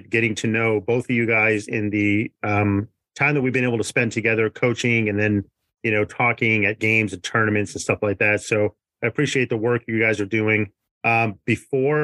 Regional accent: New England, United States; moved away; I was born and raised in New England

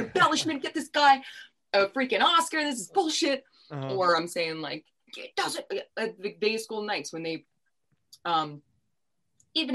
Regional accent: New York, United States; we're from New York

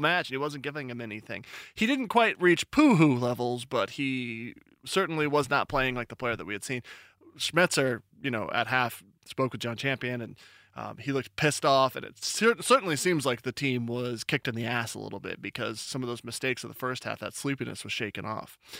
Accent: Seattle, Washington, United States

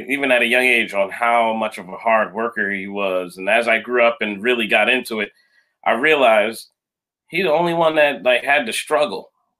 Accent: Philadelphia, Pennsylvania, United States; Well, I was first of my family born in this country here, and I was born in Philadelphia. Families from Jamaica

